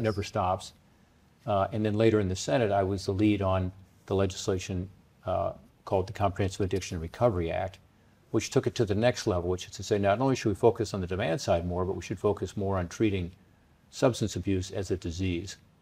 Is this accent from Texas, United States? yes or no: no; Cincinnati, Ohio, United States; also born or lived in Washington, D.C.; Cincinnati, my hometown that I lived